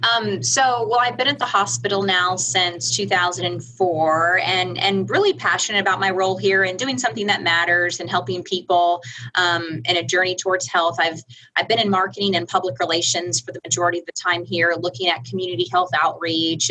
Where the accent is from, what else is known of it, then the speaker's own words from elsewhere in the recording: Orlando, Florida, United States; moved away as an adult; also born or lived in Tennessee; now in Midland, United States; I'm from Orlando, Florida.